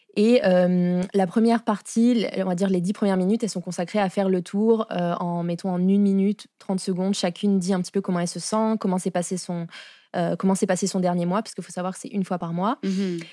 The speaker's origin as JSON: {"language": "French", "country": "France", "accent": "French", "moved": "as an adult", "lives_now": "Montreal, Canada", "said": "je suis arrivée à Montréal en 2019, puisque ça s'entend à mon accent, je suis française."}